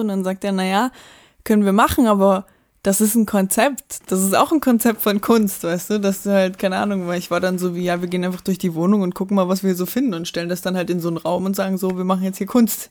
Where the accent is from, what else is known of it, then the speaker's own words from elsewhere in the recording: Dresden, Saxony, Germany; da wo ich aufgewachsen bin, in Blasewitz